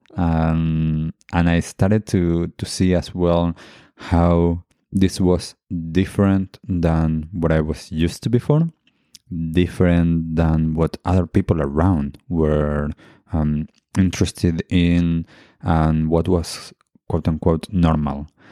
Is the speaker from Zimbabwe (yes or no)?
no; Argentina; moved away; I grew up in Argentina and my family heritage is Jewish